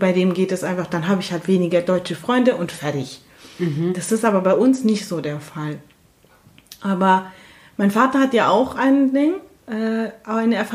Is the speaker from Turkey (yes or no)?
yes; Turkey; sondern wir sind wirklich aus der Türkei. Genau. Aber sind halt kurdisch und sind halt, und das ist dann einfach, ähm, sehr schwer, die Frage, wenn jemand fragt, woher kommen Sie